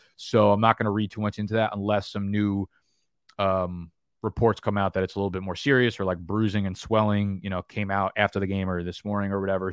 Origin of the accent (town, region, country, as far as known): United States; accent: New Jersey, New York